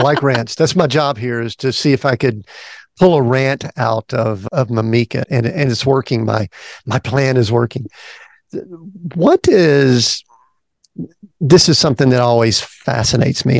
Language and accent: English; the South, United States; People know I'm from the South